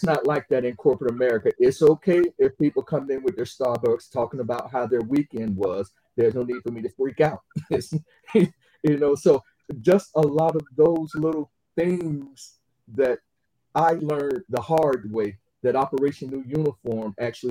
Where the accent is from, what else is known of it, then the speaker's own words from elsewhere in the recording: Atlanta, Georgia, United States; now in Jacksonville, United States; city of Atlanta, Georgia, which is my hometown